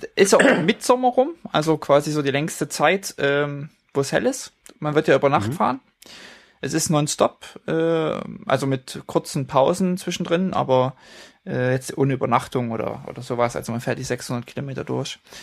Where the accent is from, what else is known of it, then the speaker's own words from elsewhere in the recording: Leipzig, Saxony, Germany; moved away; weil es in meiner alten Heimat äh, stattfindet, auf dem Schirm habe, sind die äh, Neuseen Classics in Leipzig